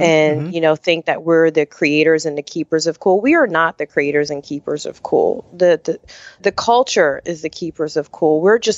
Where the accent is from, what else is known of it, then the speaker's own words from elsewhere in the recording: Camden, New Jersey, United States; Yes, I am. I was born in Camden, New Jersey.